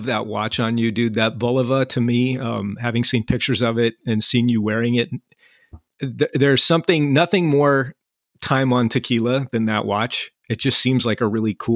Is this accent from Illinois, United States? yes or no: yes; Chicago, Illinois, United States; now in Southern California, United States; we're from cold weather environments originally, right? I'm from Chicago